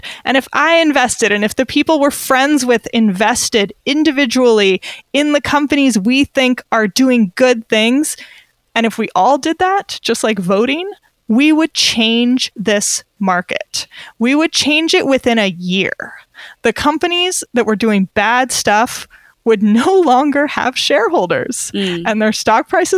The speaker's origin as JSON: {"language": "English", "country": "United States", "moved": "yes", "lives_now": "Switzerland", "said": "as an American living abroad"}